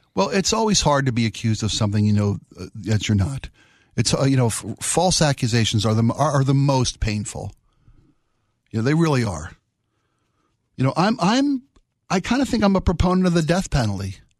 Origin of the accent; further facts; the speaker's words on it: East Coast, United States; now in Washington, United States; I'm from the East Coast.